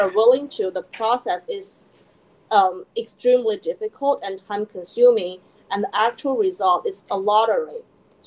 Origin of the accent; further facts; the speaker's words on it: China; moved away as an adult; also born or lived in Philadelphia, United States; now in New York, United States; I was born and raised in China